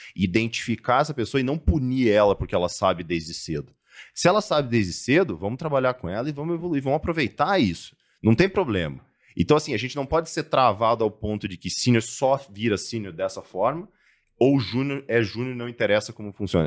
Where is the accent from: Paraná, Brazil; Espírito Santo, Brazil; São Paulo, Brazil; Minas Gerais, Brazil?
Paraná, Brazil; Cascavel; moved away; also born or lived in Curitiba; eu sou natural do interior do Paraná, de Cascavel. É, saí de casa muito cedo, fui para Curitiba, fui para fora, morei em alguns lugares aí do mundo.